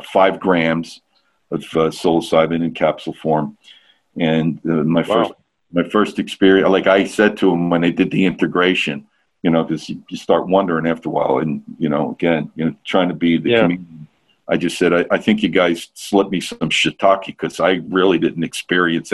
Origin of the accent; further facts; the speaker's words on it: New Jersey, United States; I'm from North Jersey